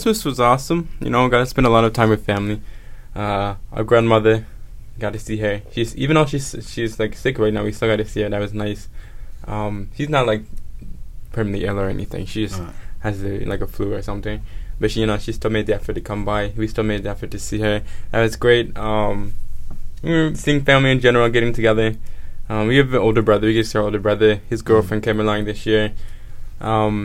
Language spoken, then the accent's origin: English; Atlanta, Georgia, United States; we were born and raised in Atlanta.